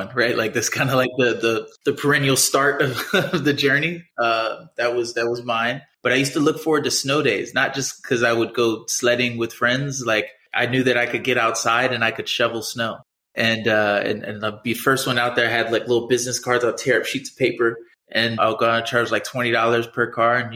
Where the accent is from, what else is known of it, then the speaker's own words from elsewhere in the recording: Columbia, Maryland, United States; moved away as an adult; also born or lived in Pittsburgh, Pennsylvania / Los Angeles, California; now in Miami, United States; So I was born in Pittsburgh, big Steelers fan. And I grew up right outside of Baltimore in the city, Columbia. I lived there until I was about 18 years old. And then I moved to Miami.